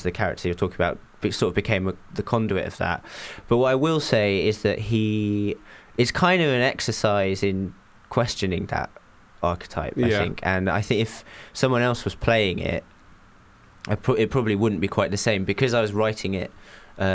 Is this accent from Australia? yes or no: no; England, United Kingdom; also born or lived in Japan; I grew up in Japan till I was 8, and then we moved to England.